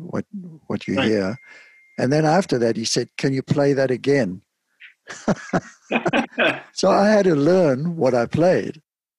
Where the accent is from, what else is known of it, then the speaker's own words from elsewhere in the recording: Cape Town, Western Cape, South Africa; now in United States; Now, I didn't play the penny whistle growing up in Cape Town, but this folk singer that I worked with, …, he wanted me to play the penny whistle